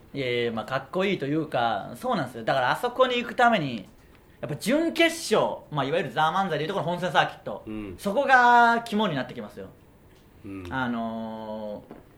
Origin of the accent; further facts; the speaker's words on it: Okayama, Japan; moved away as an adult; now in Tokyo, Japan; 僕らの地元の岡山県